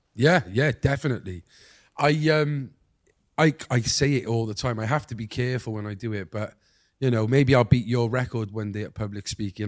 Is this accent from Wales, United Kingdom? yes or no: yes; Cardiff, Wales, United Kingdom; I'm from Cardiff